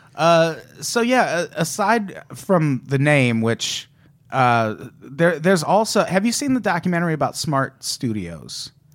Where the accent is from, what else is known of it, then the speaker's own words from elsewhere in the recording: Midwest, United States; I grew up in the Midwest